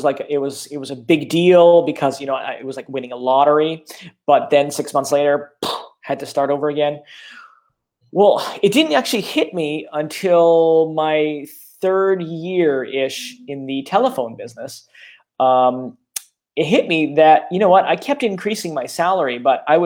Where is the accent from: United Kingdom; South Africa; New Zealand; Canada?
Canada; I'm Canadian